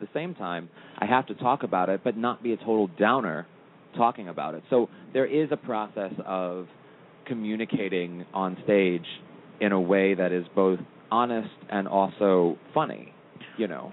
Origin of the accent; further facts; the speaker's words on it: St. Louis, Missouri, United States; moved away as an adult; also born or lived in Los Angeles; from St. Louis, Missouri, originally